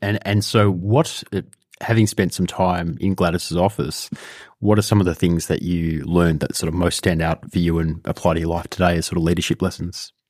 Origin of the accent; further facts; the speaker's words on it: Australia; a Jewish person growing up in Australia